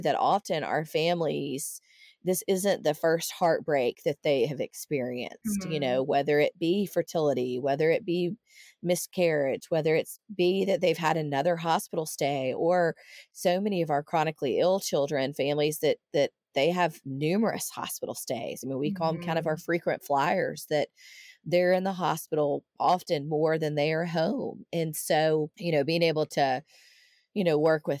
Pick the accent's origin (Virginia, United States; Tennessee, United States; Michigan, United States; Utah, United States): Tennessee, United States; outside of Nashville; moved away as an adult; I grew up outside of Nashville, but it's been, you know, coming up on 24 years since I lived there